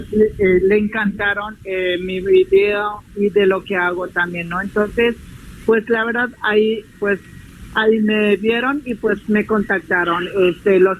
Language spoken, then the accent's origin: Spanish; Magdalena Aldama, Chiapas, Mexico; bueno, de mi pueblo de Magdalena Aldama, es que como los tejidos, los trocados que nosotros hacemos, gracias a Dios que todavía nosotros guardamos la cultura como nosotros, como pueblos indígenas